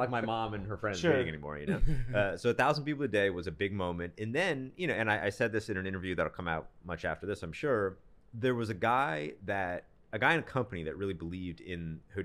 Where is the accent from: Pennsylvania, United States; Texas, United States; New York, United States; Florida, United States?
New York, United States; Rochester; I'm from Rochester, New York